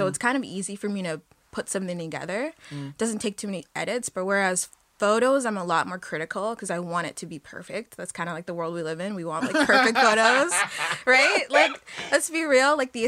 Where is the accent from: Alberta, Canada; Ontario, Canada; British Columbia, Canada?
Ontario, Canada; Toronto; moved away as an adult; now in Halifax, Canada; we're from Toronto. It's a big city